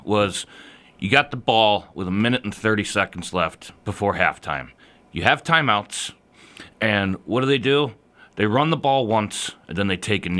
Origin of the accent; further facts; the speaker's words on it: the South, United States; accent: southern; I should have a better southern accent because I'm from the South